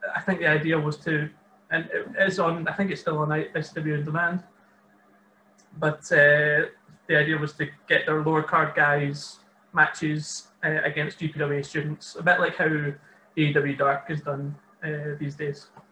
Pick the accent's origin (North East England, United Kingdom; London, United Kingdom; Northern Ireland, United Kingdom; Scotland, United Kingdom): Scotland, United Kingdom; Maybole; also born or lived in Dundee; I'm from Maybole, which is just south of Ayr originally